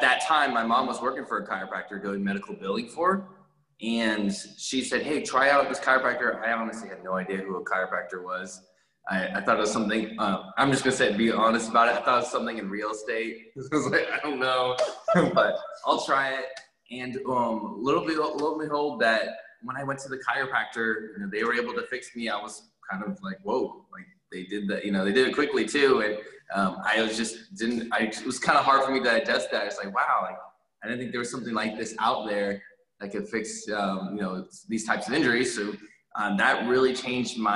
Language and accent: English; Northern Virginia, United States; moved away as an adult; also born or lived in Hawaii / Upstate New York; now in Houston, United States; I grew up in Northern Virginia. I was born in Hawaii, but I spent most of my life in the Northern Virginia region, all my elementary, high school, undergrad